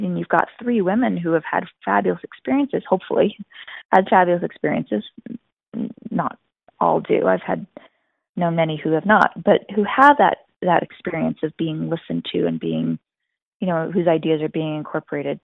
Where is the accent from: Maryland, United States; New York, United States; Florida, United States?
New York, United States; growing up in New York